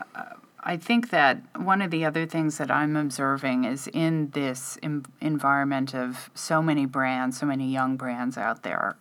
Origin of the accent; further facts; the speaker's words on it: Midwest, United States; I'm from the Midwest